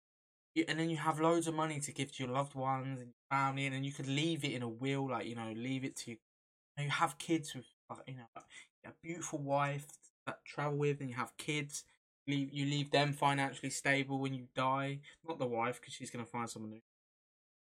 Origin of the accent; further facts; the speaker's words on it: England, United Kingdom; we're English